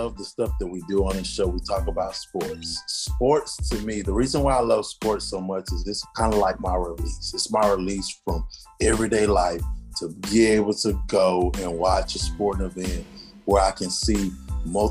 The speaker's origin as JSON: {"language": "English", "country": "United States", "said": "I'm first generation American. So I'm an American citizen"}